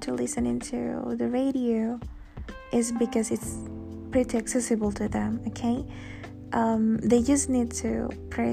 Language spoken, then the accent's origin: English; Indonesia; moved away; back in my home country, Indonesia